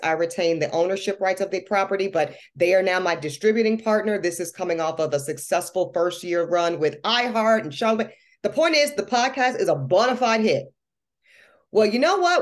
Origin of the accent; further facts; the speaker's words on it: North Carolina, United States; also born or lived in Louisiana; I might have grown up in North Carolina, I was born in Louisiana